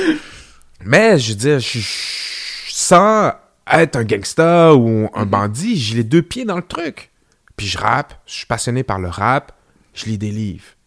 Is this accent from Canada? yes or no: yes; Quebec City, Quebec, Canada; pour ce qui est de Québec, je suis là depuis, les débuts